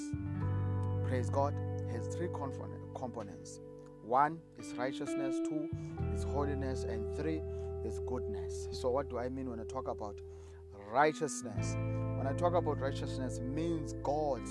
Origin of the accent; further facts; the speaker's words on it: South Africa; I come from South Africa